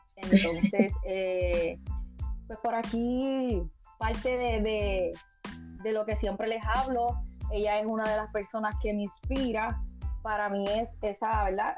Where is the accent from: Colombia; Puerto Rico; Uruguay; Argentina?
Puerto Rico; moved away; soy puertorriqueña. Eh, ahora mismo estoy lejos de mi isla